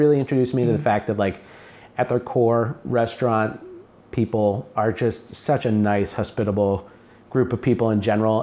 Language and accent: English; Greene, New York, United States; I was born in New York City, and then we moved to a small town in western New York called Greene